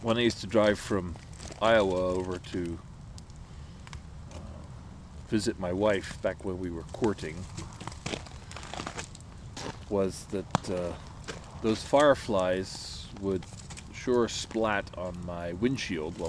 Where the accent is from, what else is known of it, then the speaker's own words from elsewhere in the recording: England, United Kingdom; moved away; I enjoyed my time as a British scout